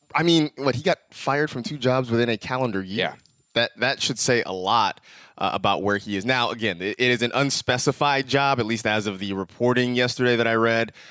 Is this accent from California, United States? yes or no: yes; Bay Area, California, United States; growing up in the Bay Area, I have a text chain with a bunch of friends that I grew up